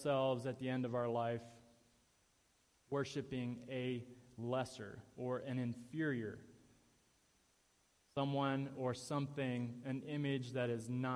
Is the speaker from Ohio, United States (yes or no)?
yes; Ohio, United States; moved away; in my home state in Ohio, near Cleveland